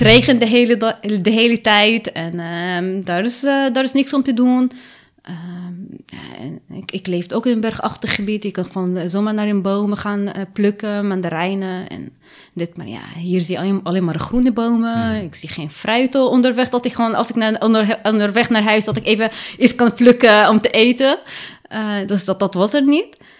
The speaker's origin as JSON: {"language": "Dutch", "country": "Lebanon", "tie": "born or raised there", "moved": "yes", "lives_now": "Netherlands", "said": "ik ben in Libanon geboren"}